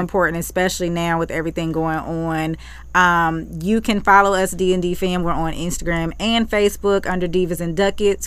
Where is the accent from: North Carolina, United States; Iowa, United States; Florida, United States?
North Carolina, United States; Charlotte; growing up in Charlotte, you just knew, as a kid